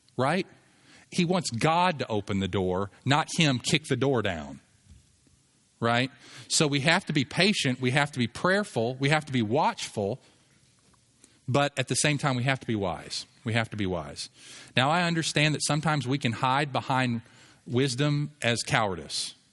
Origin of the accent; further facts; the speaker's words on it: United States; I'm an American